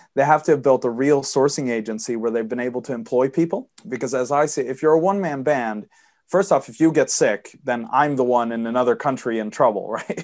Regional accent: Sweden; I'm born and raised and live in Sweden. I apologize for the accent. My dad's American

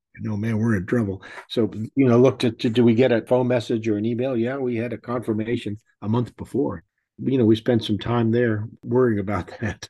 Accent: Texas, United States; I'm from Texas

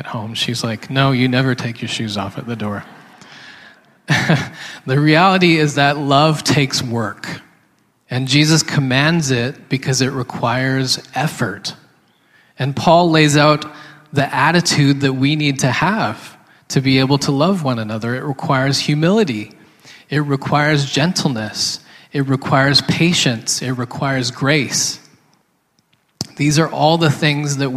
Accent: Canada; My wife is Korean, and I am Canadian

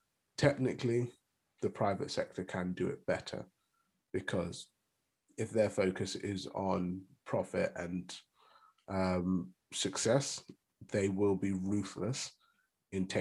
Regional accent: United Kingdom

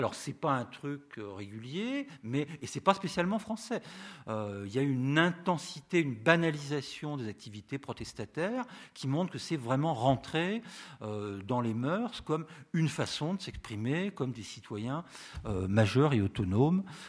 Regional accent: Rennes, Brittany, France; je viens de Rennes

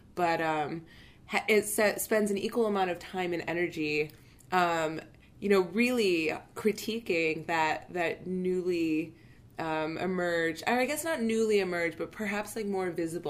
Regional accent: Palestine

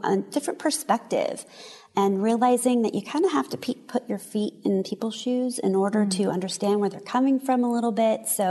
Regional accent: San Diego, California, United States; I actually grew up right here in San Diego.

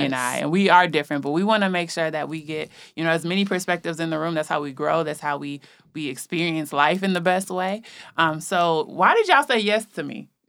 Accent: Minnesota, United States; And I'm from Minnesota

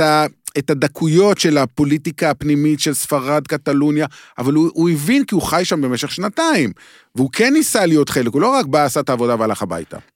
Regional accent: Beersheba, Southern District, Israel; אני גדלתי בבאר שבע

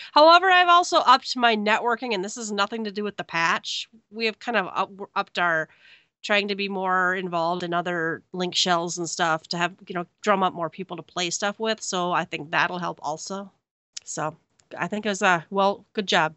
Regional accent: Minnesota, United States; I'm from Minnesota

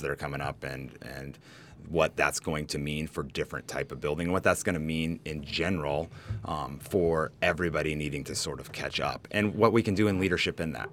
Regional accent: Humboldt, California, United States; also born or lived in Nicaragua; a native to California, you know, kinda, I grew up in Humboldt where there are a ton of earthquakes

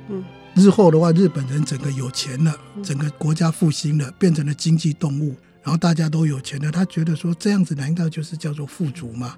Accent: Taiwan; 我们台湾人啊，老是以为自己很懂日本

